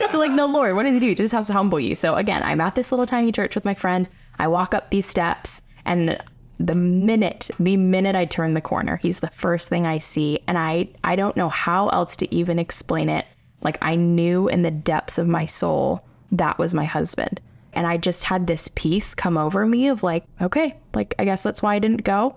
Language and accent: English; United States; I'm, like, a suburbs girl. I grew up in the South Hills my whole life.